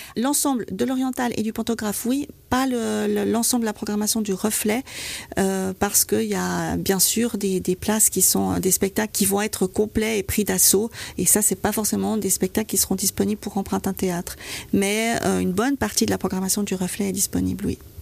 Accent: Vaud, Switzerland; En tant que vaudoise

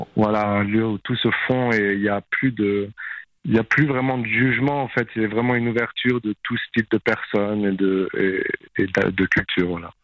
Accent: Champéry, Valais, Switzerland; moved away; also born or lived in Australia / London; j'ai grandi à Champéry et euh, ensuite j'ai vécu en Australie la moitié de ma vie, mais là ça fait euh, un an et quelques que je suis de retour en Suisse

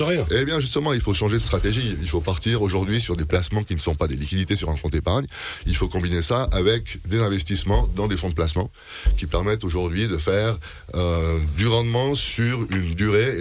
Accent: Switzerland; on a un pays qui se porte bien

